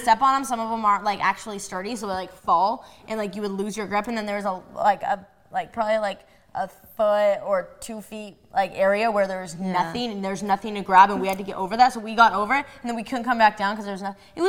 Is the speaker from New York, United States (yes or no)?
no; Colorado, United States; moved away; I'm from Colorado